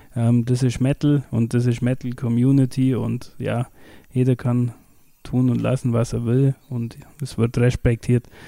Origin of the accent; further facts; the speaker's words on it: Kirchheim in Schwaben, Bavaria, Germany; ich bin ja aus Kirchheim in Schwaben, also das bei Windelheim da.